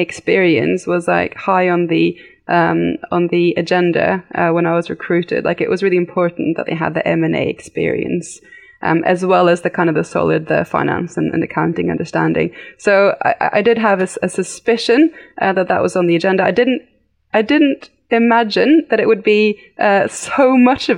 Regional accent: United Kingdom; now in Norway; I am actually fully 100% Norwegian, but I did grow up in the UK. So that's where my accent comes from.

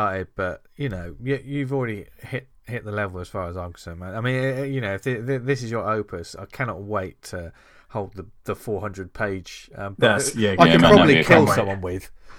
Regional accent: England, United Kingdom; I'm an English white boy.

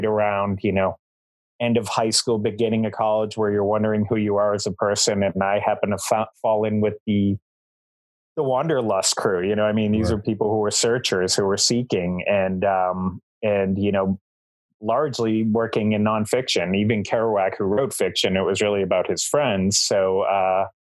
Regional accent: Boston, Massachusetts, United States; now in Essex, United States; I grew up in South Boston

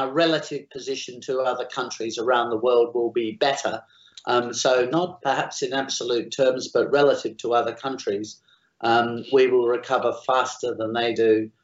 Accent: Australia; I am Australian

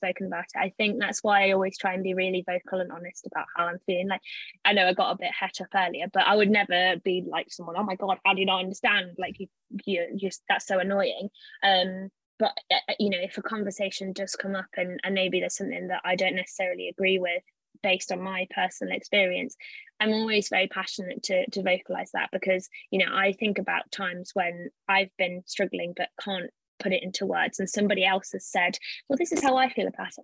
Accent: Leicester, East Midlands, United Kingdom; moved away as an adult; also born or lived in Cambridge; I'm from Leicester originally.

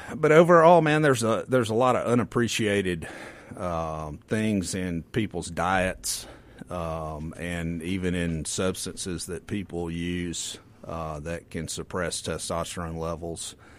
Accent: the Mississippi Delta, United States; I grew up in the Delta, so we had tornado parties

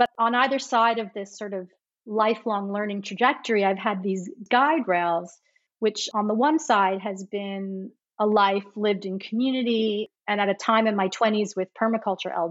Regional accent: New York, United States; moved away as an adult; now in Australia; People might recognize from my accent, I am from the States. Mm-hmm. I'm from New York, near New York City. But I've lived in Australia for just shy of 25 years

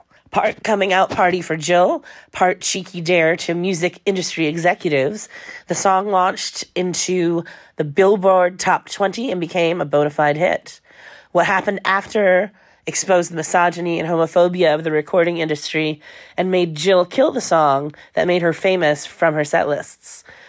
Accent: Wisconsin, United States; I grew up in Wisconsin and a more liberal part of Wisconsin

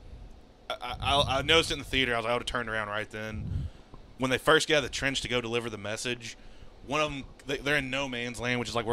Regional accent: United States; I'm American

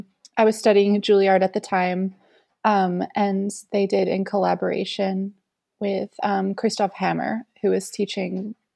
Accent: Jacksonville, Florida, United States; now in The Hague, Netherlands; I'm a violinist from Jacksonville, Florida, now living in The Hague.

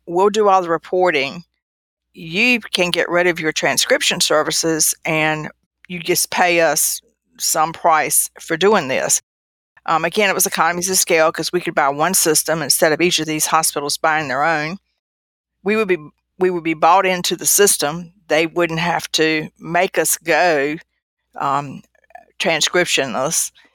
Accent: the South, United States; I was from the South

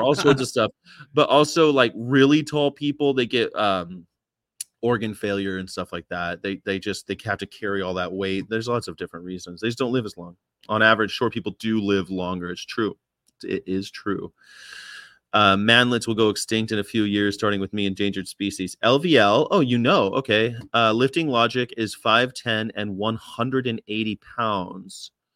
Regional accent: California, United States; I'm from California

